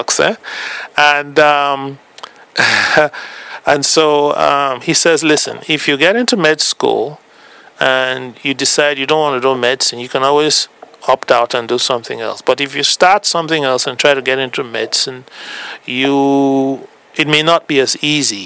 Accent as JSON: {"language": "English", "country": "Cameroon", "also_born_or_lived": "Nigeria / United States", "moved": "as an adult", "lives_now": "Canada", "said": "I am originally from West Africa. I now work in Canada."}